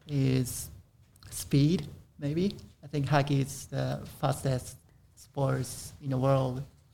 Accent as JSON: {"language": "English", "region": "Tokyo", "country": "Japan", "moved": "yes", "lives_now": "Iowa, United States", "said": "I'm from Tokyo, Japan."}